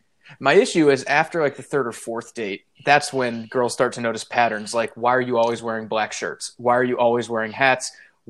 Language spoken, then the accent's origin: English; the South, United States; I am from the South. And while I am proud to not have an accent or any racist tendencies